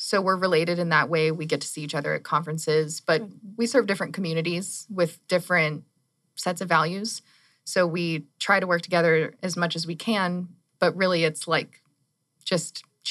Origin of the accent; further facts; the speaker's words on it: Tucson, Arizona, United States; moved away as an adult; also born or lived in Central Texas; I actually was born and raised in Tucson.